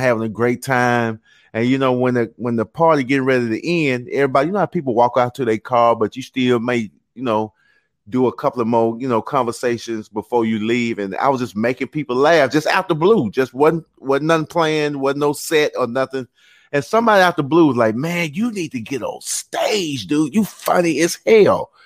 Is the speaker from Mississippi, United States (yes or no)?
yes; Mississippi, United States; moved away as an adult; now in Atlanta, United States; Growing up in Mississippi